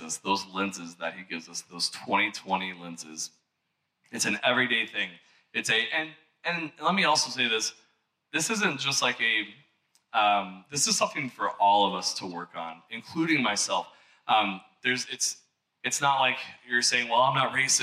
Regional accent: Missouri, United States; I'm from Missouri

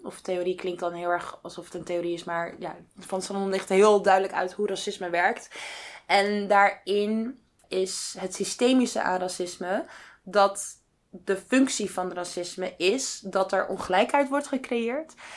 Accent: Netherlands; wij ons als Nederlander of als Europeaan

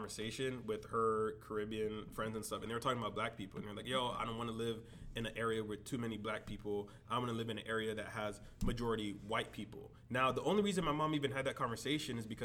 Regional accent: Miami Shores, Florida, United States; growing up in Miami Shores

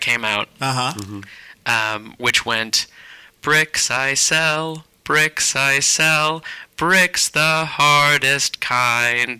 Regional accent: San Rafael, California, United States; also born or lived in Lucas Valley, California / New York; I grew up in Marin, in central San Rafael. And then in middle school, my parents, well, we all moved to Lucas Valley

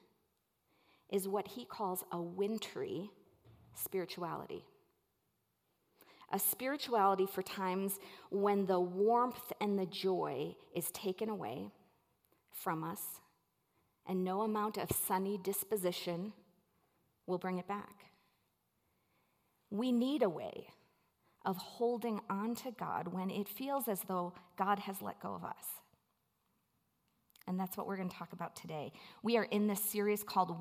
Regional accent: Milwaukee, Wisconsin, United States; now in Colorado, United States; I grew up in Milwaukee, Wisconsin

